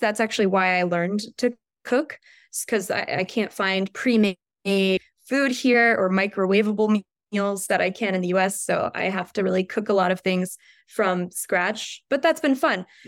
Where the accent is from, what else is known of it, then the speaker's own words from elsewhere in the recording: Richmond, Virginia, United States; moved away as an adult; also born or lived in Kazan; now in Moscow, Russia; I was born and raised in Richmond, Virginia, about two hours south from Washington, D C.